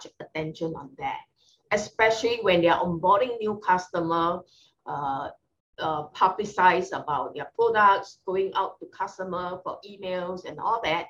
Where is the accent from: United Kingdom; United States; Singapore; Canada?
Singapore; Being a Singaporean